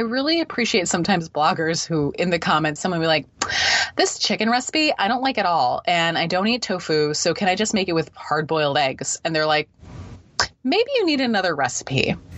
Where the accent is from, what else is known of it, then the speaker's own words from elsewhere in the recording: Midwest, United States; now in East Coast, United States; I live on, on the east coast of the US. I'm actually from the Midwest.